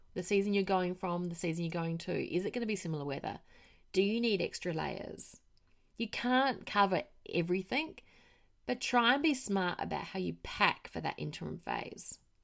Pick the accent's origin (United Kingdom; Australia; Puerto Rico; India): Australia; moved away; I am Australian